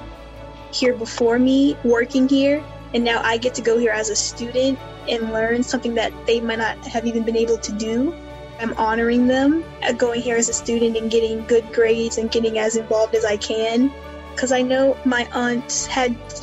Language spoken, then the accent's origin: English; Amherst, Virginia, United States; I'm a first year. I'm from Amherst, Virginia